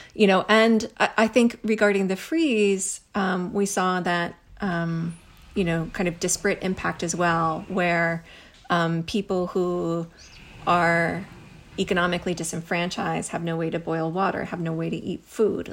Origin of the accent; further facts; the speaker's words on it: Missouri, United States; moved away as an adult; also born or lived in Kansas City / Lee's Summit; now in Houston, United States; I grew up in Missouri.